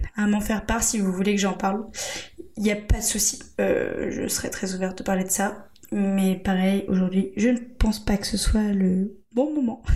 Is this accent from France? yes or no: yes; Angers, Pays de la Loire, France; moved away as an adult; now in Bordeaux, France; je suis native d'Angers